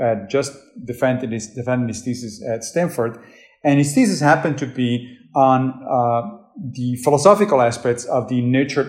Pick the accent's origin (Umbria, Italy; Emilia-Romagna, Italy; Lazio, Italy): Lazio, Italy; Rome; moved away as an adult; now in New York, United States; I grew up Catholic in Rome